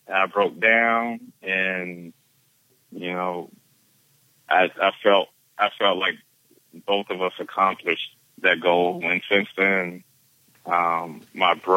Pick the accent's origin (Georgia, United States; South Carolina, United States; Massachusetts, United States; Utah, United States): South Carolina, United States; Beaufort; my hometown of Beaufort, South Carolina